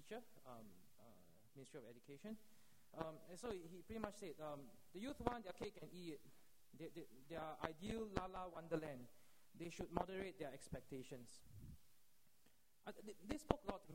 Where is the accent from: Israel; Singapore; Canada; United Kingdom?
Singapore; as a Singaporean